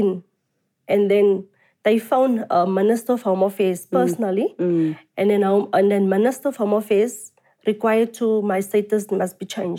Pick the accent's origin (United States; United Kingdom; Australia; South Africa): South Africa; I'm a South African citizen.